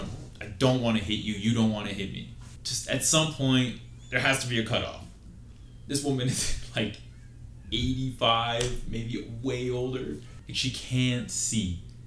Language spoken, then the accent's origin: English; Utah, United States; we're from Utah versus this old man.